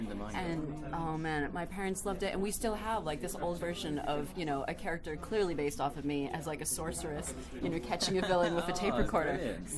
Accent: Boston, Massachusetts, United States; so, I'm from Boston.

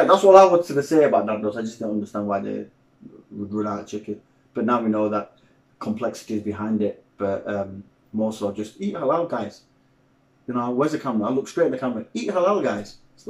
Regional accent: Sheffield, Yorkshire and the Humber, United Kingdom; I'm from Sheffield.

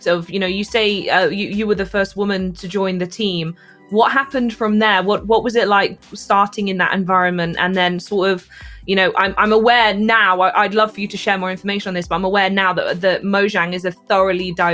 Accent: England, United Kingdom; being English

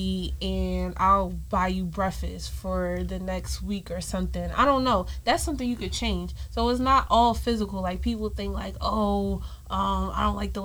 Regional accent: Philadelphia, Pennsylvania, United States; I'm from Philly

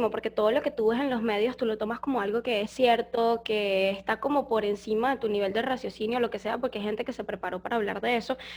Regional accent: Coro, Falcón, Venezuela; moved away as an adult; now in Foz do Iguaçu, Brazil; venimos de Venezuela

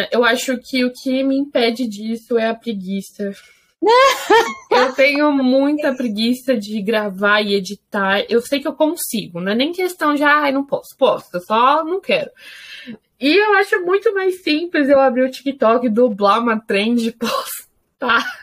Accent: Brazil; Eu sou brasileira

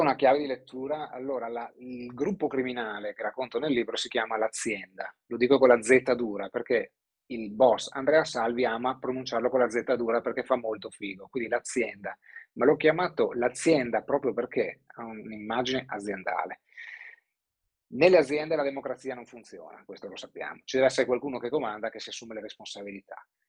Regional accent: Treviso, Veneto, Italy; di origine nemmeno sud trevisana, perché sono proprio di Treviso Nord

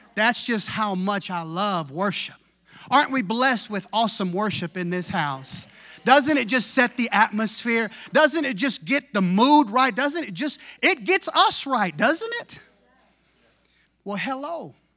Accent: Texas, United States; I was raised in Tex, brought up in Texas.

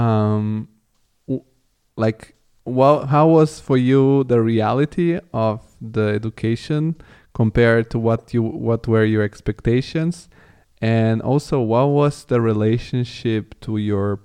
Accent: Rome, Lazio, Italy; moved away as an adult; also born or lived in Bulgaria; now in Germany; I come from Bulgaria, but I grew up in Rome

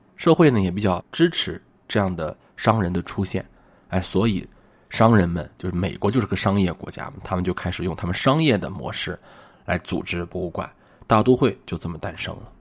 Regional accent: Shanxi, China; 我是一个山西人啊

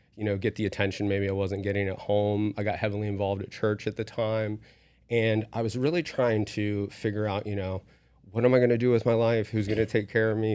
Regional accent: West Virginia, United States; now in Las Vegas, United States; I was raised in West Virginia

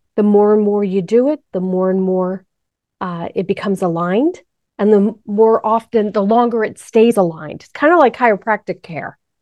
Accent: New York, United States; moved away; I'm from New York

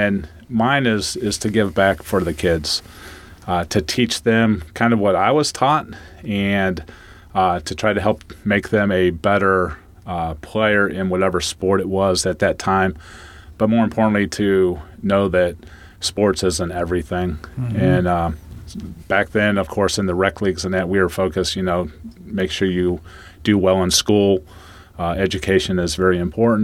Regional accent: Mogadore, Ohio, United States; moved away; I come from Mogador

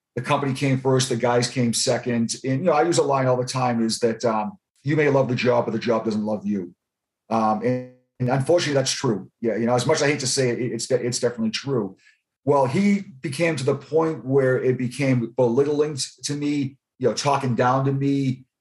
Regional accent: Boston, Massachusetts, United States; moved away as an adult; now in Florida, United States; I was born and raised in Boston

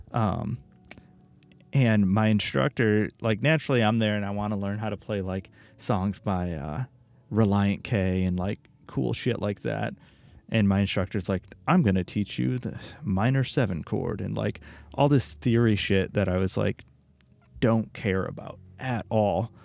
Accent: Royal Oak, Michigan, United States; also born or lived in Troy, Michigan / Los Angeles; I grew up in Royal Oak, and then, uh, like halfway through elementary school, I moved to a different city, another suburb called Troy

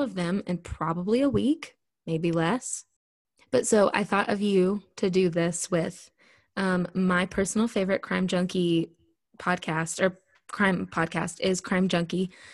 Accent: Wichita, Kansas, United States; my hometown in Wichita, Kansas.

